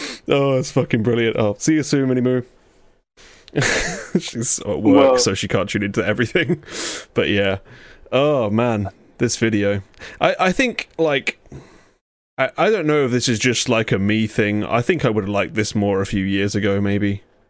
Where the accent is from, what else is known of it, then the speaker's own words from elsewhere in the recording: England, United Kingdom; I'm English